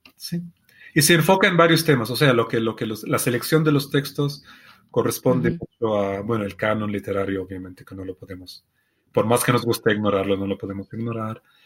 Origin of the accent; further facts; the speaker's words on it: Palestine; Spanish is a second language; Yo no vengo del Cairo, yo vengo de Palestina, que es un país pequeño